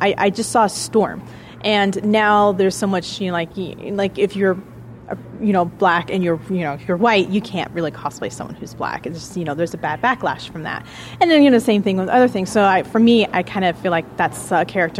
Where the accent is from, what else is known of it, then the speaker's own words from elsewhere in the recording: Reno, Nevada, United States; Yes, I am from Reno. I've lived in Reno for the majority of my life